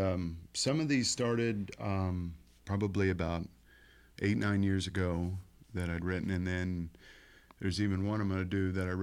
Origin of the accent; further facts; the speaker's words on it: Columbus, Indiana, United States; now in Bloomington, United States; Yes, I've lived here my whole life. I grew up in Columbus and moved to Bloomington.